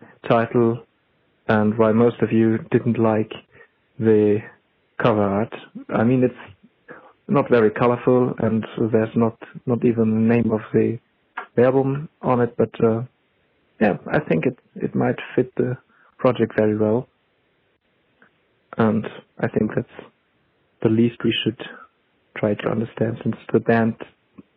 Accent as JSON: {"language": "English", "country": "Germany", "said": "from Germany"}